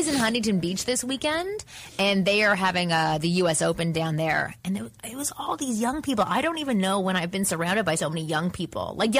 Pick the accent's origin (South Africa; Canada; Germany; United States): Canada; I'm from Canada, so you can be younger and drink